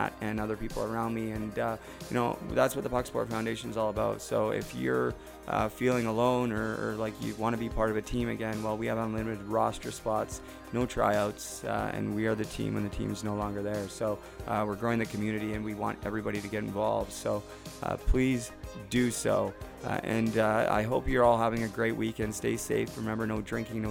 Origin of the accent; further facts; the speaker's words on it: Vancouver, British Columbia, Canada; moved away; I grew up in Vancouver